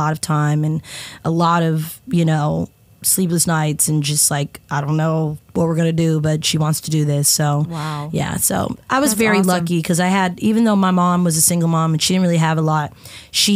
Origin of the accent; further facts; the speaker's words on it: Columbia, Tennessee, United States; I grew up in Columbia